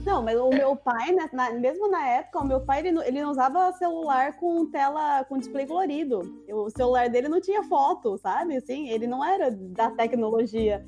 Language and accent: Portuguese; Brazil; moved away as an adult; Eu, eu saí do Brasil